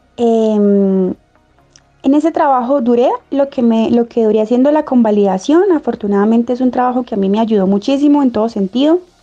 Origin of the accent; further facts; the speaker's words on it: Táriba, Cárdenas, Táchira, Venezuela; moved away as an adult; also born or lived in Cúcuta; now in Colombia; soy venezolana, nací en Tario, Cárdenas